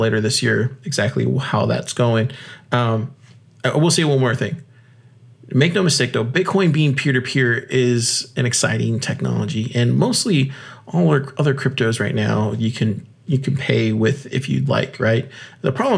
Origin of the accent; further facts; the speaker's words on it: United States; I'm an American. I live in America